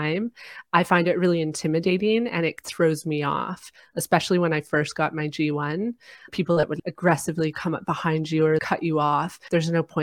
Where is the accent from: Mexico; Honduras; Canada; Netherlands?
Canada; my home country, Canada